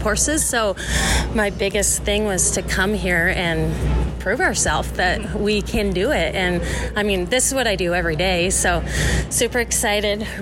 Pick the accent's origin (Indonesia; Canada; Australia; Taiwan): Canada; Nanton, Alberta; now in Arizona, United States; I'm from Canada originally. Yes, I'm from Alberta. Alberta, from Nanton.